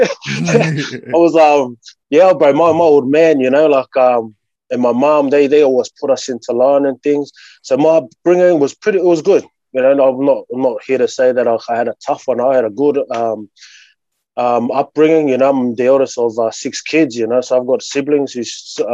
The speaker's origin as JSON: {"language": "English", "town": "Sydney", "region": "New South Wales", "country": "Australia", "tie": "born or raised there", "said": "I've always grown up in Sydney, man, you know, like with myself, a Tongan background, but I was born in Australia"}